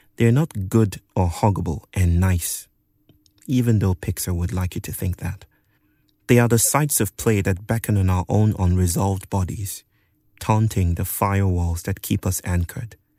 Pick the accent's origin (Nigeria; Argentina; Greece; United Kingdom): Nigeria; moved away; Growing up in Nigeria